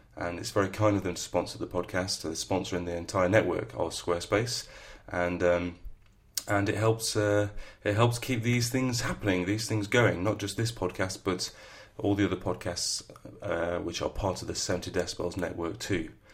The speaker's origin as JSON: {"language": "English", "region": "the north of England", "country": "United Kingdom", "accent": "northern", "said": "my northern accent"}